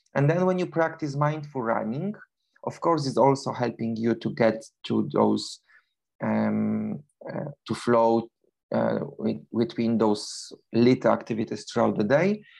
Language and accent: English; Poland; English is a second language; moved away as an adult; now in London, United Kingdom; originally I'm from Poland, but for the past 21 years I live in, in London, in United Kingdom